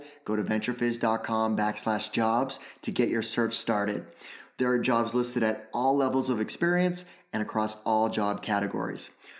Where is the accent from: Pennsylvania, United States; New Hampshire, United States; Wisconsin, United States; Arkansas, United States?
New Hampshire, United States; Hooksett; I'm a fellow New Hampshireite, so I grew up in Hooksett, New Hampshire. Went to high school in Manchester.